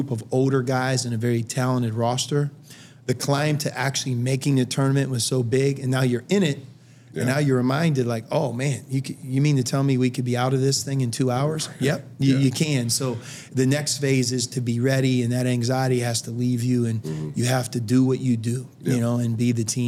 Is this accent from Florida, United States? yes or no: no; Western Pennsylvania, United States; I'm from Western Pennsylvania. If you grow up there without us even realizing it, they wire you to love the NFL